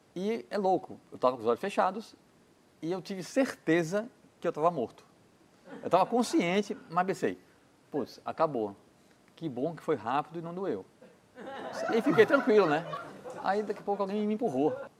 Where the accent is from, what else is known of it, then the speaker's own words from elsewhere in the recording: Brazil; sou brasileiro